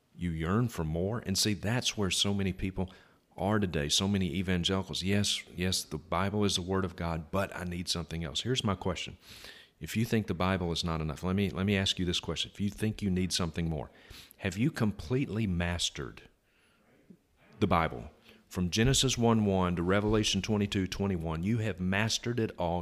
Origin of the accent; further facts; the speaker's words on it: Vicksburg, Mississippi, United States; my hometown of Vicksburg